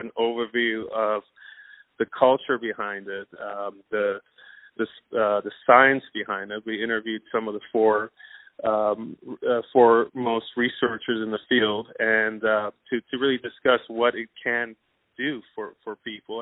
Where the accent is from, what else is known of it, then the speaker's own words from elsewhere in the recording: Iran; now in United States; originally I was born in Iran